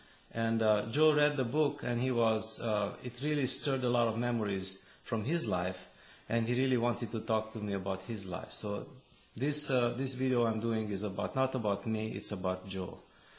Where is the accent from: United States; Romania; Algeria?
Romania; Transylvania; moved away; I'm from Transylvania, Romania. I grew up there during communism